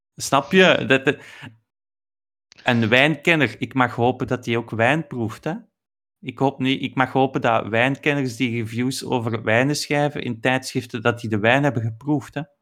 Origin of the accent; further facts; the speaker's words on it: Belgium; wij als Belgen